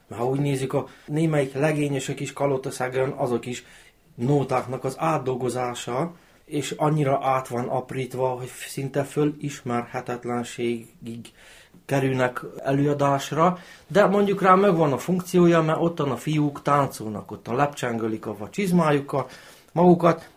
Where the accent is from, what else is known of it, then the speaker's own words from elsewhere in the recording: Novi Bečej, Vojvodina, Serbia; accent: Banat ö-ző (őzés); Török becseiek